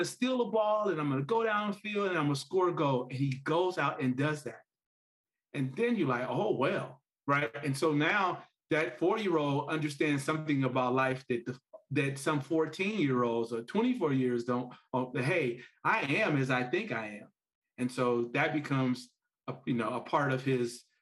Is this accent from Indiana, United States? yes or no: yes; Gary, Indiana, United States; I grew up in Gary, Indiana